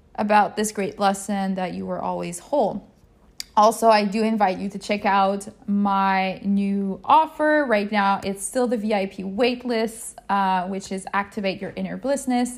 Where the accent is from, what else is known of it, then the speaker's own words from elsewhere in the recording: Quebec, Canada; I'm from Canada, Quebec, Canada, to be more exact.